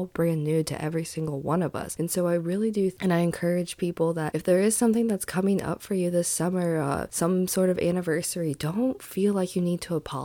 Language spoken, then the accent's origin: English; Indiana, United States; I grew up in Indiana